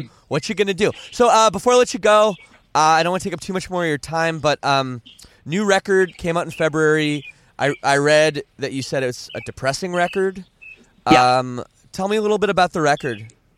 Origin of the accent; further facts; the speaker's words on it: Canada; I'm from Canada